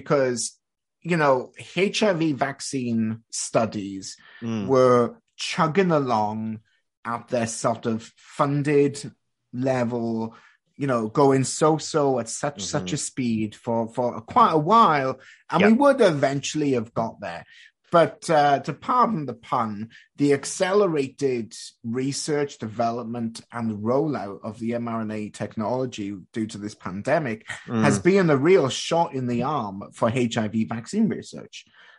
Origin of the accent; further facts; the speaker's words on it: Canada; I spent part of my time growing up in Canada and in high school.